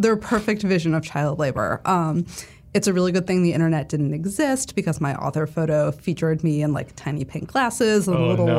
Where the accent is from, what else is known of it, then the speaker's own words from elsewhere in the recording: New England, United States; also born or lived in Connecticut / Vermont / Massachusetts; I grew up all over New England. I was born in Connecticut. My family moved to Vermont when I was 7 and Massachusetts when I was 11.